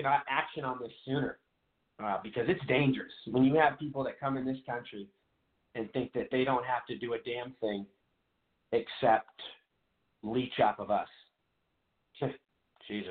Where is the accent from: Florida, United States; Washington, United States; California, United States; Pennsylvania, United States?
Washington, United States; Seattle; I'm from Seattle, Washington.